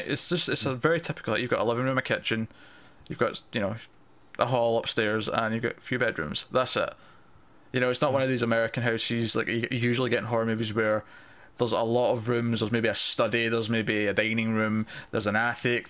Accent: Scotland, United Kingdom; I'm Scottish

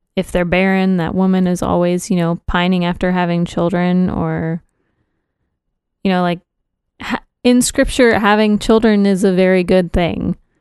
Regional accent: Texas, United States; I'm Texan

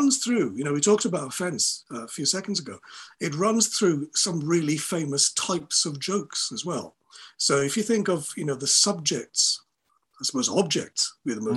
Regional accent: Wales, United Kingdom; Welsh people, and I'm a Welsh person

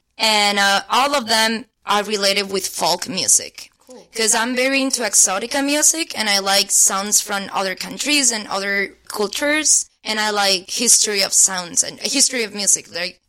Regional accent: Granada, Andalusia, Spain; English is a second language; moved away as an adult; now in Los Angeles, United States; he was born in Granada, where I'm born. I'm from Granada.

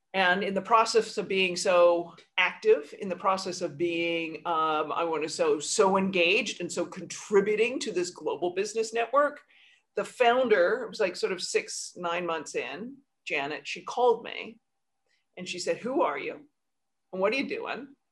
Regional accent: Canada; now in New York, United States; I'm Canadian too

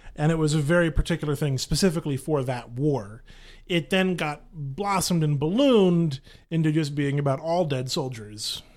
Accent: Grapevine, Texas, United States; grew up in the Metroplex. I grew up in Grapevine

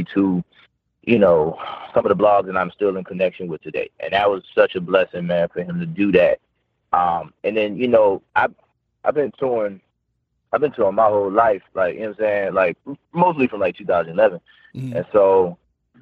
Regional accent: New Orleans, Louisiana, United States; I'm from New Orleans

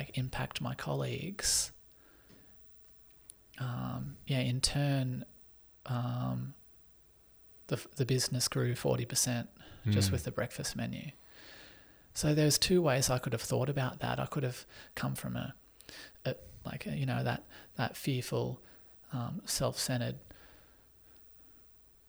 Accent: Australia; also born or lived in Sydney; now in Newcastle, Australia; growing up in Australia where opportunities galore

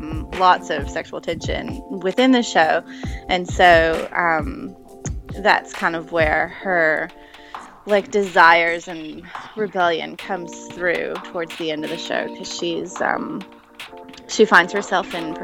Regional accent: Valdosta, Georgia, United States; also born or lived in Nashville / Atlanta; No, I was born in Nashville, and we moved around. I lived in Atlanta when I was about 5, and then when I was 5, we moved to Valdosta, and I lived in Valdosta from the time I was 5 to the time I was 15.

